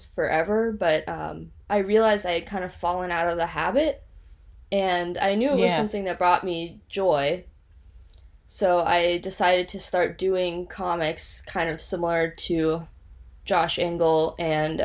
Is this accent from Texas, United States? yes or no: yes; Austin, Texas, United States; moved away as an adult; also born or lived in Georgia / Arizona / Ohio / Los Angeles; now in Phoenix, United States; I grew up in Austin, Texas